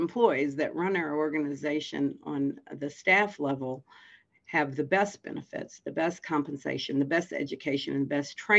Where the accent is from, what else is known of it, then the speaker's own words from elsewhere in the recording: Fredericksburg, Virginia, United States; I was born in Fredericksburg, Virginia, and I grew up here and went to school here